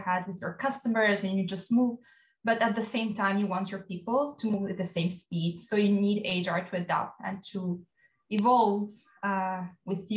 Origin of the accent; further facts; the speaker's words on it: Albania; moved away as an adult; I grew up in Albania and I did my bachelor studies there